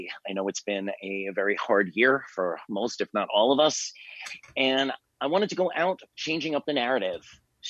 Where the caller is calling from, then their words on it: Miami, Florida, United States; I am calling in from Miami, Florida